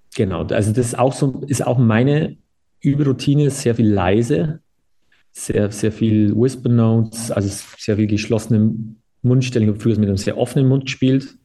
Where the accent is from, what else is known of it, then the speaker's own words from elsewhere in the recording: Bavaria, Germany; bei uns in Bayern